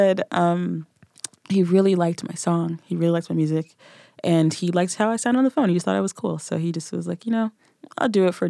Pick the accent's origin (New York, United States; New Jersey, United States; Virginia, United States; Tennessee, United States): Tennessee, United States; Nashville; I'm from Nashville. Give my accent a second.